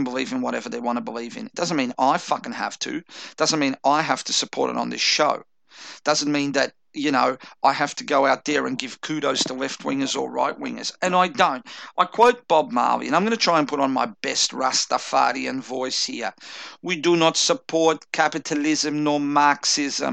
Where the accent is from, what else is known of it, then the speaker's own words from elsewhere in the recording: Chelsea, Victoria, Australia; I grew up in Chelsea, which is like a fucking Irish neighborhood